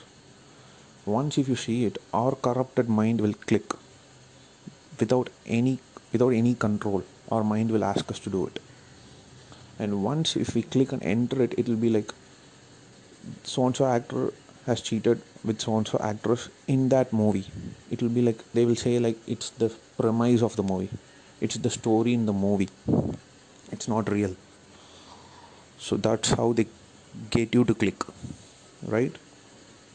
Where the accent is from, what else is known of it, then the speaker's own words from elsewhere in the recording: India; I'm also an Indian. As much as I critique our culture, I belong to this culture